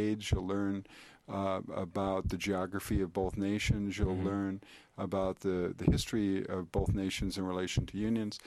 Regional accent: Upper Peninsula of Michigan, United States; I'm originally from the Upper Peninsula, came out of a paper mill up in the UP

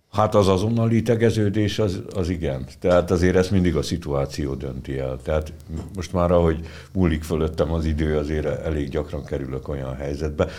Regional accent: Senta, Vojvodina, Serbia; also born or lived in Budapest, Hungary; now in Szolnok, Hungary; Zentára is nyilván a szülővárosomra, mert hát ugye az a szülővárosom

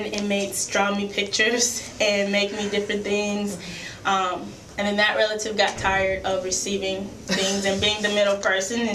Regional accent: Louisiana, United States; now in Toledo, United States; I'm born and raised in Louisiana

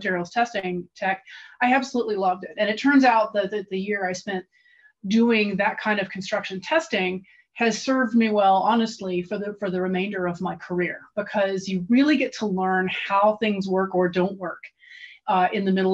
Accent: Tennessee, United States; I'm from Tennessee

